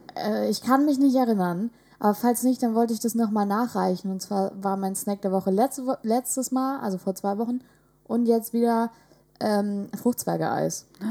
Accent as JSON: {"language": "German", "area": "village near Vechta", "region": "Lower Saxony", "country": "Germany", "tie": "born or raised there", "said": "der nächstgrößeren Stadt äh, von meinem Heimatdorf"}